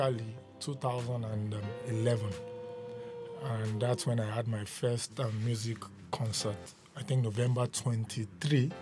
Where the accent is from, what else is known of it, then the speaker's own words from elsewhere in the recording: Ondo, Nigeria; I'm from Ondo State